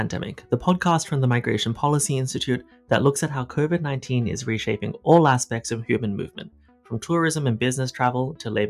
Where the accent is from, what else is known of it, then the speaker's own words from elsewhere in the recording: Australia; accent: Australian; also born or lived in Hong Kong; As you might guess from my accent, I'm Australian and I lived through Australia's border closures during 2020 and 21. And as somebody whose extended family is still in China and I was born in Hong Kong